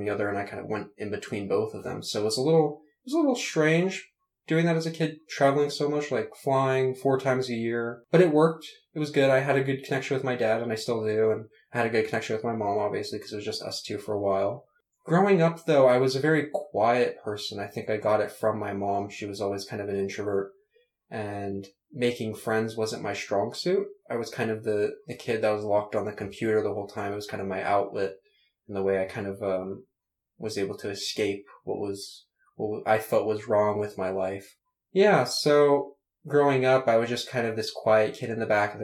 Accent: Nashville, Tennessee, United States; I was born in Nashville, Tennessee

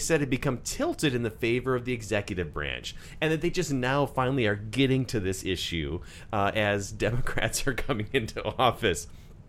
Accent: Wisconsin, United States; born or raised there

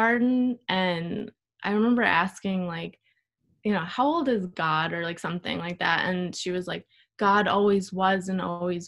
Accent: Neptune, New Jersey, United States; also born or lived in Howell, New Jersey; I'm actually from Neptune

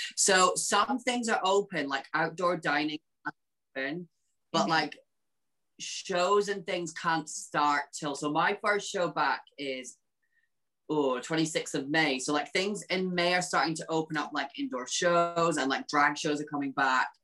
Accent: Peterhead, Scotland, United Kingdom; moved away as an adult; now in London, United Kingdom; it's from a little town called Peterhead, which is close to Aberdeen.

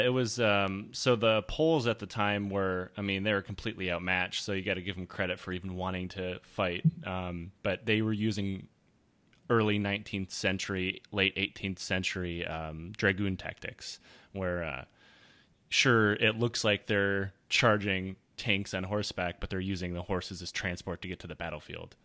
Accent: United States; I'm American.

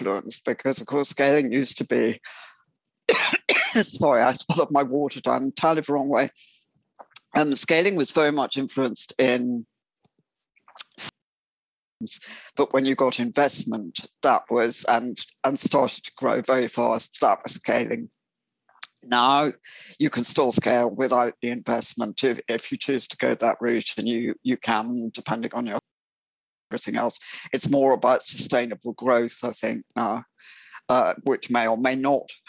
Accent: England, United Kingdom; I am an entrepreneur from England

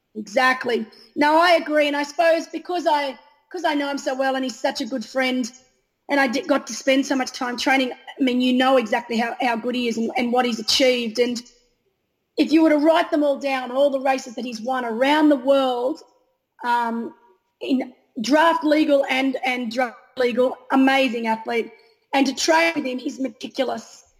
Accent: Australia; being an Australian

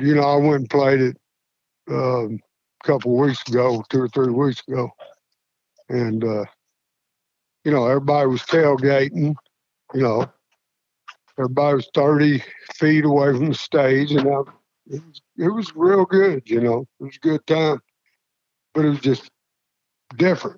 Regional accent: Slaughters, Kentucky, United States; I grew up on Rural Route 1, Slaughter's, Kentucky

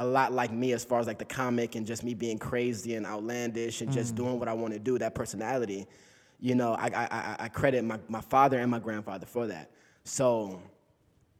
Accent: Inglewood, California, United States; I'm from Inglewood, California, man. I grew up right off of Rosecrans and Fremona

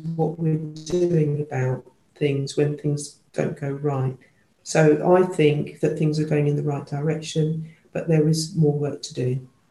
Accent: London, United Kingdom; I was born and brought up in London

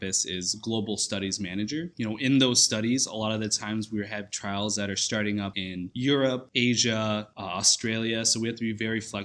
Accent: Minneapolis, Minnesota, United States; moved away as an adult; also born or lived in Des Moines, Iowa; now in California, United States; I'm originally from Minneapolis, Minnesota

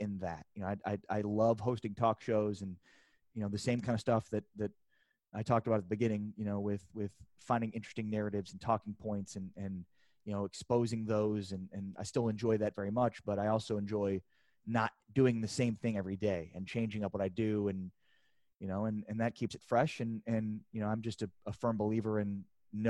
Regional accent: Chicago, Illinois, United States; moved away as an adult; also born or lived in Lawrence, Kansas / Missouri / Austin / San Antonio; I grew up in Chicago. I thought Lawrence, Kansas would be the smallest town I'd ever live

